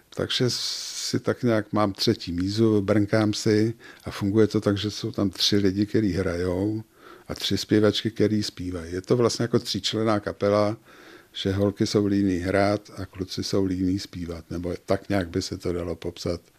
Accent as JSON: {"language": "Czech", "region": "Prague", "country": "Czechia", "tie": "born or raised there", "moved": "as an adult", "lives_now": "České Budějovice, Czechia", "said": "Já jsem vyrůstal v Praze v Kobylisích"}